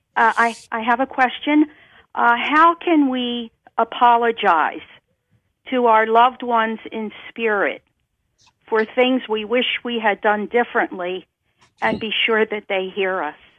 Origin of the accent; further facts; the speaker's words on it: Minnesota, United States; moved away; also born or lived in Boston area / California; I grew up here in Minnesota